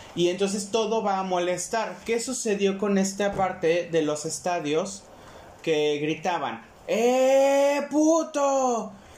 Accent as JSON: {"language": "Spanish", "country": "Mexico", "said": "es un derecho que tenemos como mexicanos el podernos expresar"}